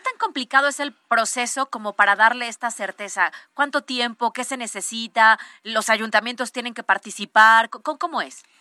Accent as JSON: {"language": "Spanish", "region": "Puebla", "country": "Mexico", "said": "nosotros como poblanos"}